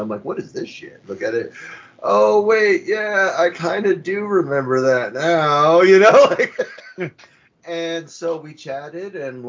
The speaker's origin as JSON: {"language": "English", "region": "California", "country": "United States", "said": "I'm from California here, down here in America."}